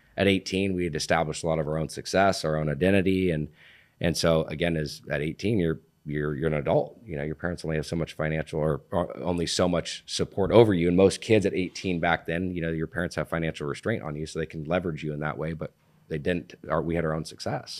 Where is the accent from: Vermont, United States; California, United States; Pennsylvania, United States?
California, United States; Laguna Beach; born and raised in Laguna Beach